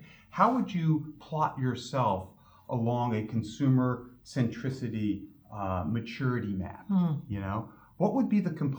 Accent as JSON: {"language": "English", "region": "New York", "country": "United States", "tie": "born or raised there", "moved": "yes", "lives_now": "Connecticut, United States", "said": "I grew up in New York, which borders Connecticut"}